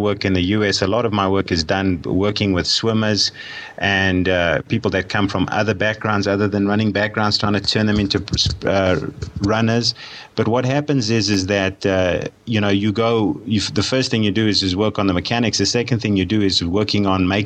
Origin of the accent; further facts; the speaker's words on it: South Africa; I'm a South African by birth, and I did most of my sport and most of my studying in South Africa, so that's where my background is